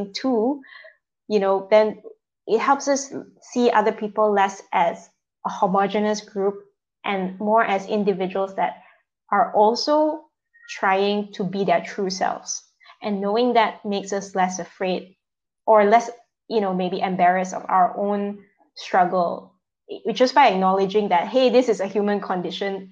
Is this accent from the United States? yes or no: no; Malaysia; moved away; Coming back to Malaysia, especially now that I'm back in my home setting, you know, people have certain expectations of me as a woman, as a Malaysian Chinese